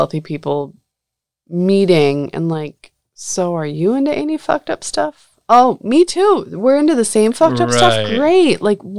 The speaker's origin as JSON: {"language": "English", "town": "Coney Island", "region": "New York", "country": "United States", "said": "I'm from Coney Island."}